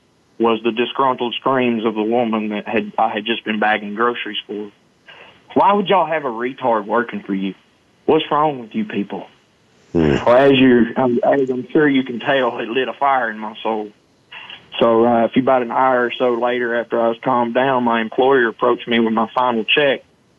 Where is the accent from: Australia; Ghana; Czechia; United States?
United States; Arkansas; No, I'm from Boston. I'm from Arkansas. What in the world are you talking about?